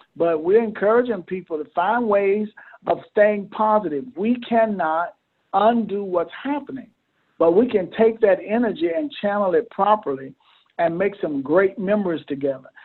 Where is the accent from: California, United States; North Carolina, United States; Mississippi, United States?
Mississippi, United States; moved away as an adult; now in Camden, United States; I was born and bred in Mississippi.